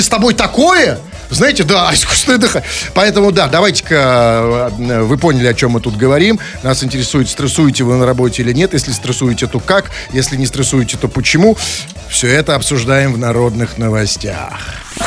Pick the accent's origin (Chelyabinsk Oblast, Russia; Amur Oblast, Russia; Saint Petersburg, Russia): Saint Petersburg, Russia; для нас, петербуржцев